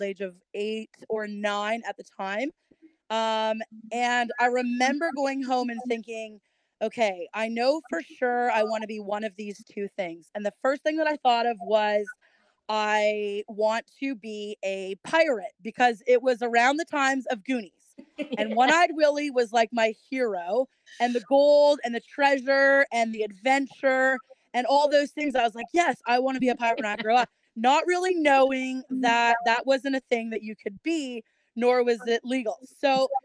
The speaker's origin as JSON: {"language": "English", "town": "Kelowna", "region": "British Columbia", "country": "Canada", "tie": "born or raised there", "also_born_or_lived": "Georgia", "moved": "as an adult", "said": "growing up in Canada, in a small little town of Kelowna, British Columbia"}